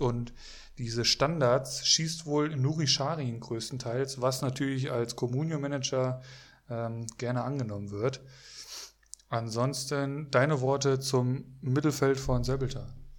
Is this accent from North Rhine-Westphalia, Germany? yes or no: yes; Bocholt, North Rhine-Westphalia, Germany; moved away; ich komme ursprünglich, also gebürtig aus Bocholt